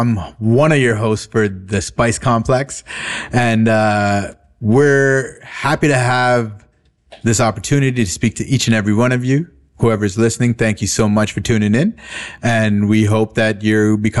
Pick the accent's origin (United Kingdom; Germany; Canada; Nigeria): Canada; Toronto, Ontario; growing up in Toronto